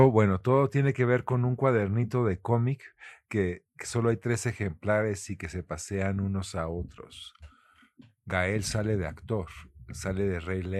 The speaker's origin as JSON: {"language": "Spanish", "country": "Mexico"}